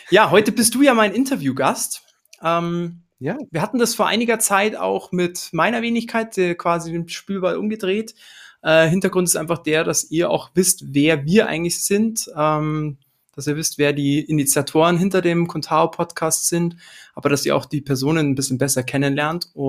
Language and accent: German; Schwäbisch Gmünd, Baden-Württemberg, Germany; accent: Swabian; ich komme aus Schwäbisch Gmünd, bin hier auch geboren. Man hört es wahrscheinlich auch immer mal wieder, äh, das Schwäbisch raus.